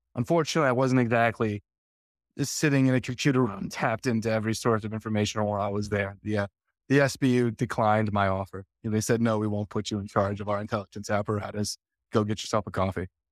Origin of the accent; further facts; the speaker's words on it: United States; I'm from America.